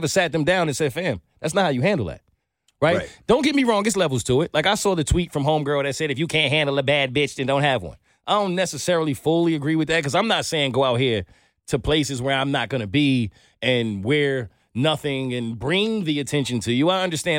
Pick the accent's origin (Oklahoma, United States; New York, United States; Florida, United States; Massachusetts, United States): New York, United States; I'm from New York